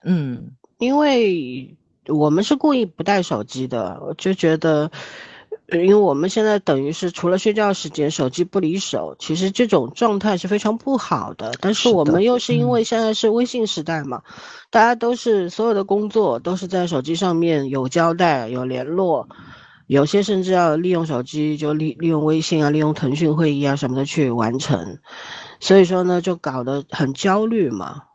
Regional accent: Shanghai, China; 我在上海生活了这么多年，土生土长上海人

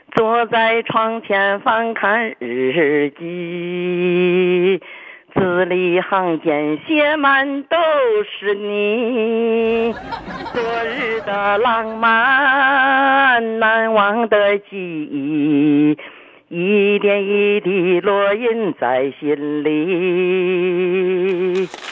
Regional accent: Shandong, China; accent: Shandong; now in Shenyang, China; 我老家是山东人

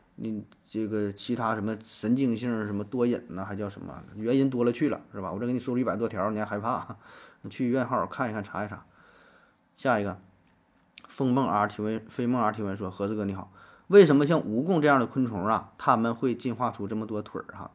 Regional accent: China; 我们中国人

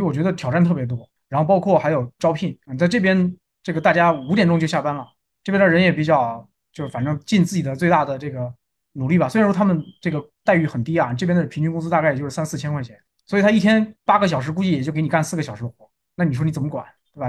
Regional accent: China; 我们有中国工程师的红利

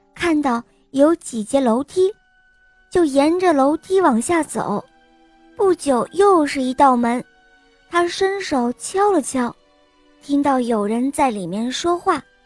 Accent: Huzhou, Zhejiang, China; 今天我五岁了，我来自湖州

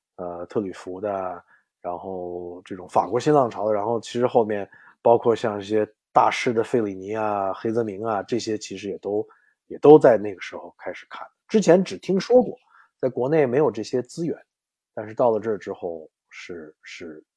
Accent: Beijing, China; also born or lived in Mississippi, United States; now in New York, United States; 我其实从小就是在，在，在北影厂长大的

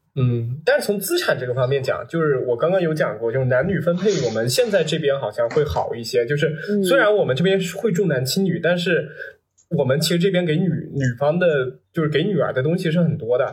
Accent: Nantong, Jiangsu, China; moved away as an adult; also born or lived in Fuzhou, Fujian / Changle, Fujian; now in Shanghai, China; 我也是在南通长大的

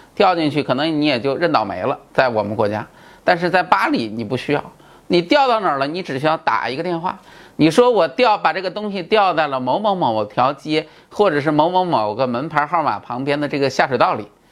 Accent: China; 我们中国人

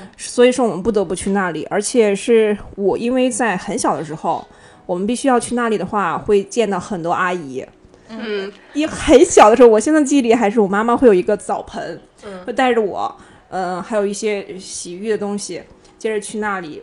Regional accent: Shandong, China; moved away; also born or lived in Milan, Italy; 我来自山东

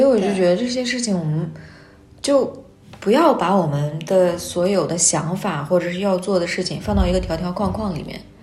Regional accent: Xinjiang, China; now in Beijing, China; 从我们新疆那边儿到了北京

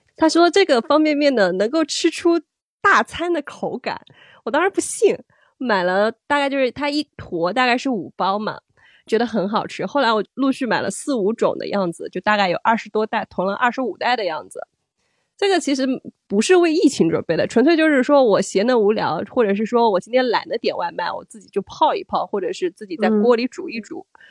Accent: Jiangsu, China; now in Shanghai, China; 我老家，那我老家是江苏的一个十八线小城

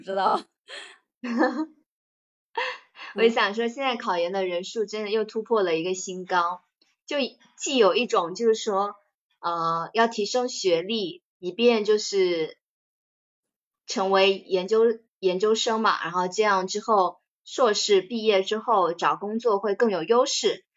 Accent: southern China, China; 作为一个南方人，我是，我是没有羽绒服的

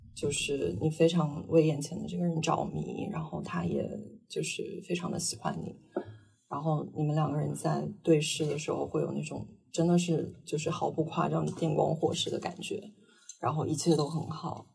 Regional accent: Northeast China, China; also born or lived in London; now in Shanghai, China; 我是生在东北，然后，呃，之前在伦敦生活过五年，然后现在被死在上海

